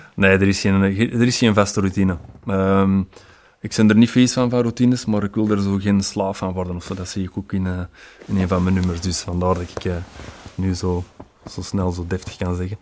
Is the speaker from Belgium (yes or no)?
yes; Antwerp, Flanders, Belgium; als Antwerpenaar